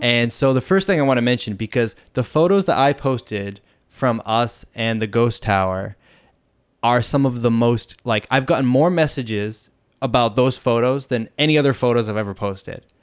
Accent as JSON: {"language": "English", "town": "Boston", "region": "Massachusetts", "country": "United States", "moved": "as an adult", "lives_now": "Bangkok, Thailand", "said": "I'm originally from Boston, Massachusetts"}